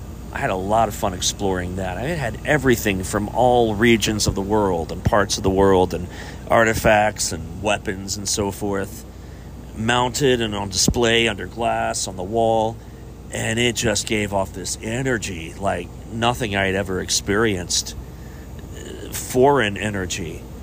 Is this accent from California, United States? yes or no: no; Chillicothe, Ohio, United States; Chillicothe is my hometown